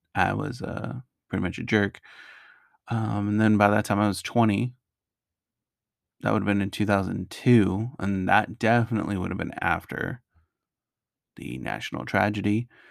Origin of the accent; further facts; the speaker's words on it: Naugatuck Valley, Connecticut, United States; moved away as an adult; also born or lived in Augusta, Georgia; I grew up in that area, lived there for twenty years